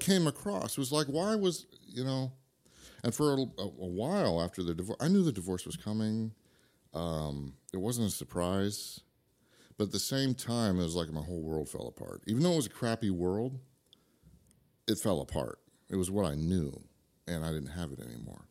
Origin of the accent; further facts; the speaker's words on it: Idaho, United States; also born or lived in Santa Rosa, California; I was born in California, but I'm from Idaho